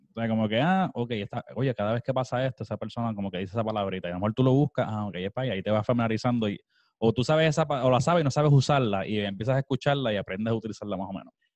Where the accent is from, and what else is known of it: Puerto Rico; moved away as an adult; now in United States